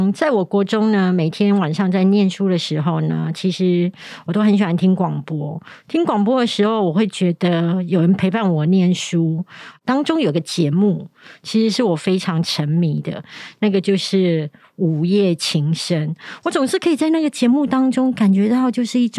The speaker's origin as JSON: {"language": "Chinese", "country": "Taiwan", "accent": "Taiwanese Mandarin", "said": "他们也会觉得我的声音太台湾国语，甚至有很多的那个卷舌音都发不出来。"}